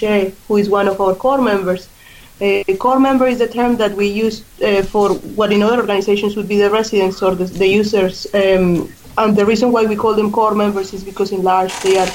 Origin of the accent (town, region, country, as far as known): Colombia; born or raised there; English is a second language; moved away as an adult; also born or lived in Australia; now in Ireland